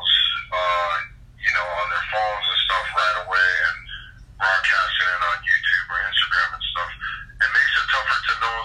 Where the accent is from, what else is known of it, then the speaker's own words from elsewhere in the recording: Hawaii, United States; moved away as an adult; also born or lived in Oregon; I'm from Hawaii